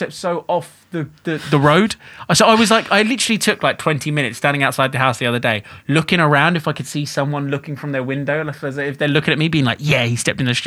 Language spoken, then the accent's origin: English; London, United Kingdom; I was born in Wembley